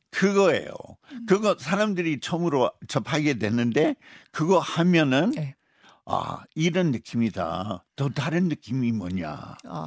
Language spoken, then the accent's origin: Korean; Utah, United States; Korean is a second language; moved away as an adult; now in South Korea; 우리 고향 유타주인데